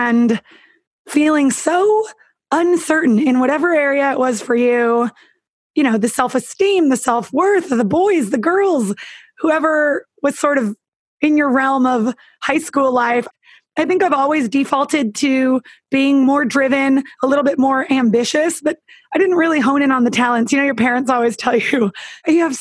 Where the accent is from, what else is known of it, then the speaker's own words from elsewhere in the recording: Northern California, United States; I even took a girlfriend back to my hometown because I'm from Northern California.